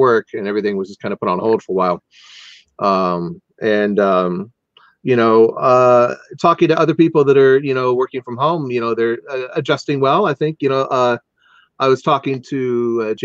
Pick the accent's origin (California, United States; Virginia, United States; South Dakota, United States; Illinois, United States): California, United States; Anaheim; I grew up in Anaheim, close to Disneyland